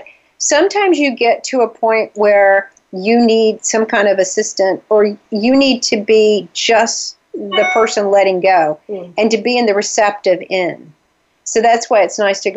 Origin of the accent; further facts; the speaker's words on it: the South, United States; moved away as an adult; also born or lived in Atlanta, Georgia; now in New England, United States; because I'm from the South, I always pick on my accent.